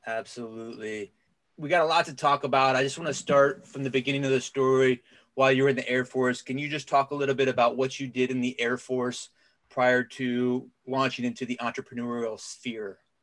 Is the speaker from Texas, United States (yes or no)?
no; Cincinnati, Ohio, United States; now in North Carolina, United States; I've been in North Carolina for the last 15 years, but I'm from Cincinnati, Ohio